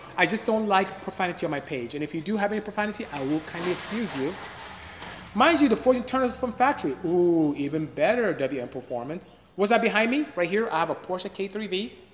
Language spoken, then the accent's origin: English; Nigeria; I'm Nigerian, West Africa